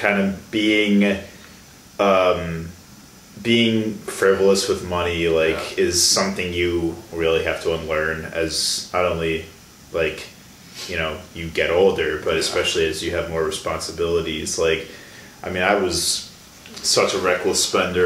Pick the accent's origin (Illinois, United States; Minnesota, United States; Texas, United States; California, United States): Illinois, United States; Chicago; moved away as an adult; now in Milwaukee, United States; I'm originally from the Chicago area